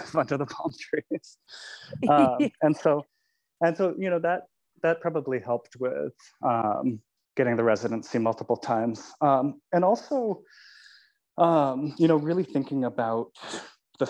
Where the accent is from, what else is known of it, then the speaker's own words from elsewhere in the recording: California, United States; I'm from California